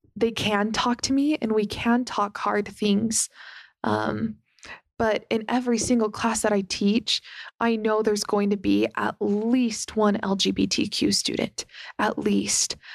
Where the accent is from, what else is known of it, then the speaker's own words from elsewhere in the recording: Las Vegas, Nevada, United States; growing up in Las Vegas